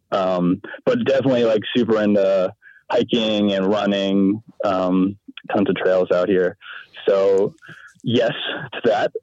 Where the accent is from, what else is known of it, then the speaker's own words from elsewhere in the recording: Maine, United States; I'm from Maine